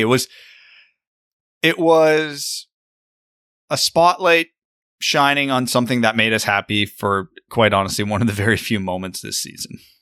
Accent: Kitchener, Ontario, Canada; I grew up playing in Kitchener

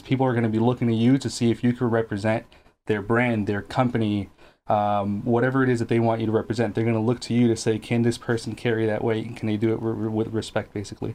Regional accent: Guatemala; moved away; I wasn't born here. I'm from Guatemala

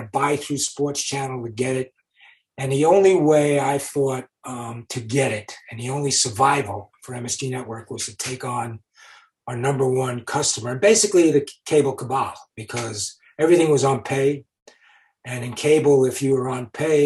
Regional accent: New York City, New York, United States; growing up in New York

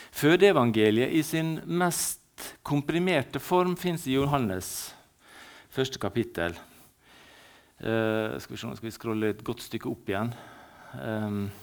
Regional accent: Ålesund, Møre og Romsdal, Norway; also born or lived in Valderøya; Jeg er født i byen. Vi bruker å si at vi er født på Valderøya når vi er født i byen.

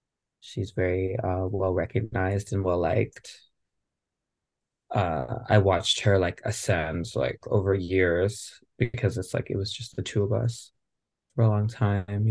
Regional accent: Rochester, New York, United States; now in Los Angeles, United States; I grew up in Rochester, New York, so very quintessential upstate New York community

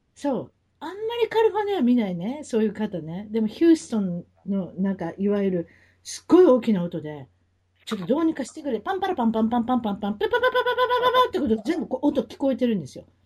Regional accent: Kansai, Japan; accent: Kansai dialect; moved away as an adult; now in Orange County, United States; 関西弁で行かせていきます

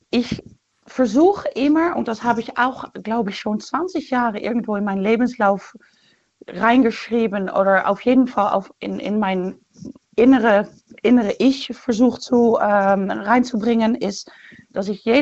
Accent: Netherlands; German is a second language; now in Germany; wie du auch hörst, komme ich aus Holland.

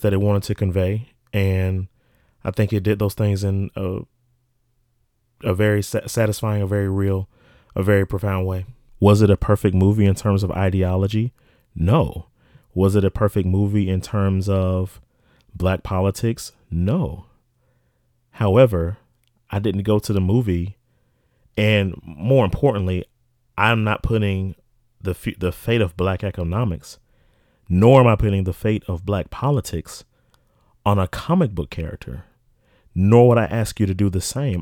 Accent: South Carolina, United States; from my home state of South Carolina

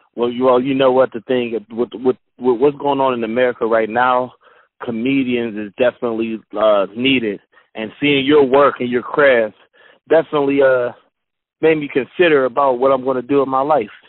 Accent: Pittsburgh, Pennsylvania, United States; I'm from Pittsburgh.

